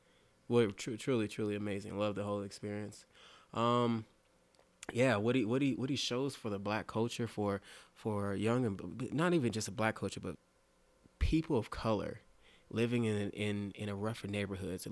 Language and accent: English; Carson, California, United States; now in Denver, United States; Carson, California, born and raised